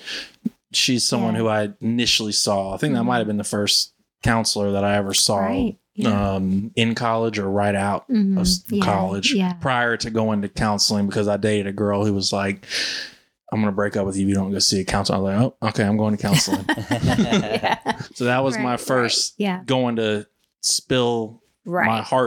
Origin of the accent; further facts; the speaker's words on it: Charlotte, North Carolina, United States; growing up in Myers Park.